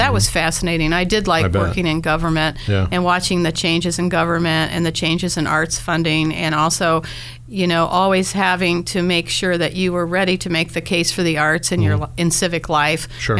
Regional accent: Columbus, Ohio, United States; now in Dayton, United States; I love Columbus. I was born in Columbus.

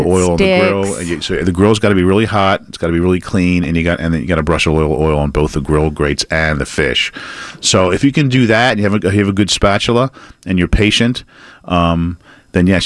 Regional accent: Baltimore, Maryland, United States; now in Atlanta, United States; I grew up in Baltimore

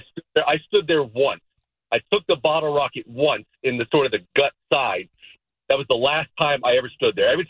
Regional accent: Tennessee, United States; moved away; I grew up in Tennessee for a while

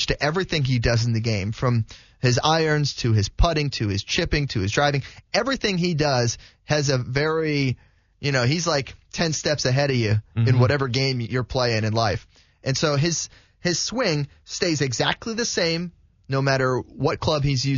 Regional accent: West Palm Beach, Florida, United States; Grew up in my hometown down in the West Palm Beach area

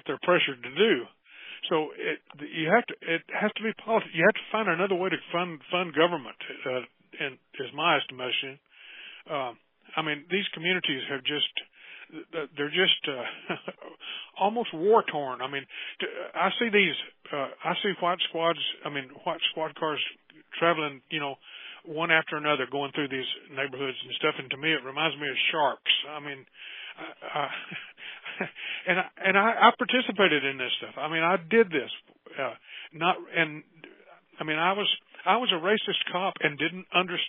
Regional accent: United States; also born or lived in Oklahoma; I grew up in Texas and Oklahoma in the 1940s and 50s

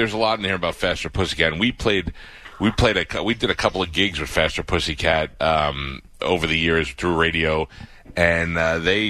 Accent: New York, United States; moved away as an adult; now in Tampa, United States; I grew up in New York

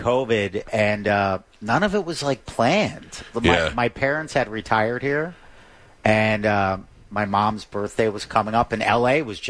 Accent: Philadelphia, Pennsylvania, United States; moved away as an adult; also born or lived in Los Angeles / Florida; Originally, suburban Philadelphia.

